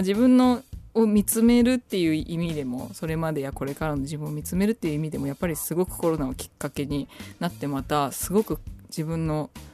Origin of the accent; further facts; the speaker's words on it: Tokyo, Japan; 私は東京出身のシンガーソングライター